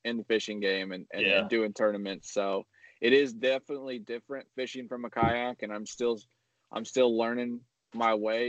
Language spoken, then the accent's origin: English; Indiana, United States; also born or lived in Arizona / Tennessee; Originally from Indiana. I moved around a little bit, came back to Indiana with the family, and we're here for now.